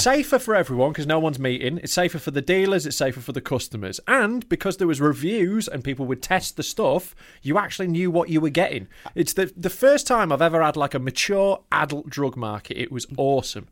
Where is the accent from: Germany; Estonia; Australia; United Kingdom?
United Kingdom; Knaresborough, Yorkshire and the Humber; my hometown